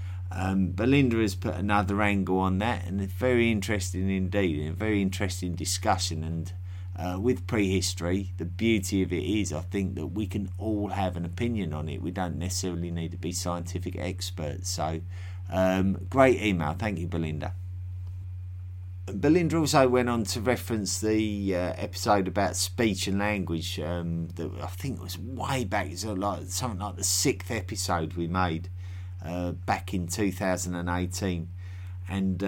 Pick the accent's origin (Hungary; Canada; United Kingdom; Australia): United Kingdom; London; accent: Cockney; now in United States; Despite my Eastern European last name, I grew up in Margaret Thatcher's England, a proper little Cockney boy in central London. When my family emigrated to the US in the 80s